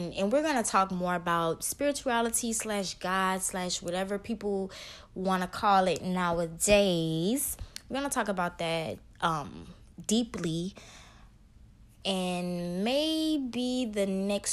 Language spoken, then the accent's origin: English; Baton Rouge, Louisiana, United States; also born or lived in New Orleans, Louisiana; I grew up in Baton Rouge, though.